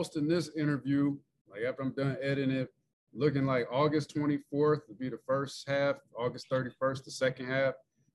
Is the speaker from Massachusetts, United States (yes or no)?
no; Joliet, Illinois, United States; I went to Joliet West. So I'm from Joliet